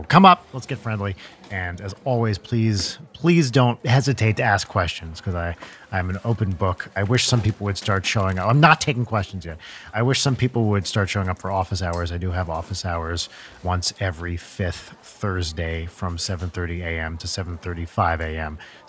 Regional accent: United Kingdom; accent: British; So in typical British fashion, of course, you can tell from my accent, we are here in the United Kingdom at a British university, or a uni, as we call it here.

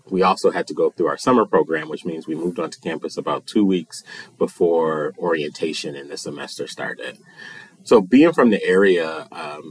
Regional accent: Buffalo, New York, United States; I'm originally from Buffalo, and I actually grew up in the Cold Spring neighborhood, which is not too far from campus

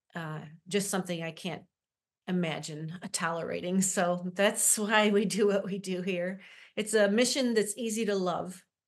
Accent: Syracuse, New York, United States; I am from Syracuse, been, uh, born right up the street in the hospital here, and have worked in the central New York area my whole life

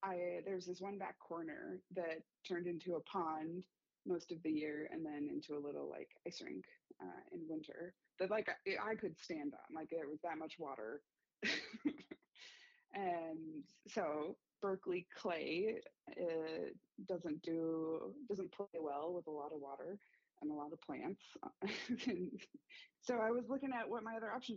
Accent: California, United States; moved away as an adult; now in Berkley, Michigan, United States; I moved to Michigan in the fall of 2020. I am originally from California

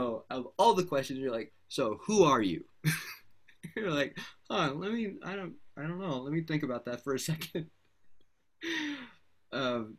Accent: United States; also born or lived in Canada / Beirut, Lebanon; I was raised in the States

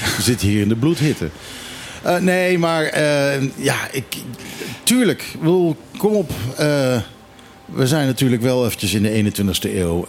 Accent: Curaçao; moved away; Ik heb zelf ook eh, als kind op Curaçao op school gezeten.

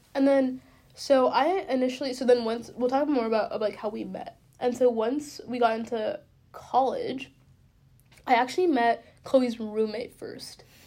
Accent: Bellevue, Washington, United States; moved away as an adult; I grew up in Bellevue, which is like twenty minutes east of Seattle

